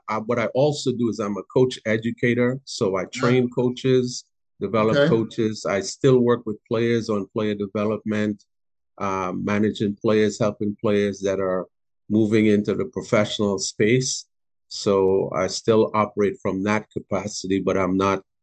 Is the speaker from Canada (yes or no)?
no; Trinidad & Tobago; moved away as an adult; also born or lived in Florence, South Carolina; now in Spartanburg, United States; I'm from Trinidad and Tobago originally. I've lived in Spartanburg since 2004